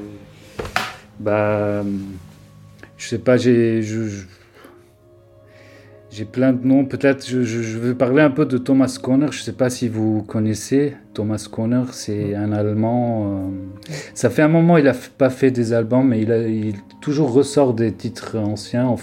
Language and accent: French; Beirut, Beirut Governorate, Lebanon; moved away as an adult; now in Paris, France; je viens de Beyrouth et ça fait, comme j'ai dit, depuis 2018 je suis à Paris.